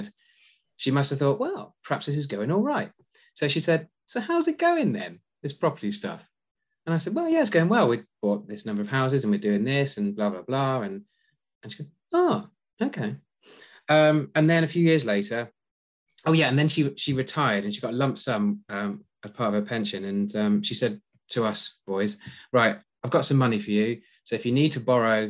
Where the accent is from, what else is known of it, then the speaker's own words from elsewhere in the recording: Cornwall, South West England, United Kingdom; moved away; I'm from Cornwall originally, so I drive from Redruth to Portsmouth on a regular basis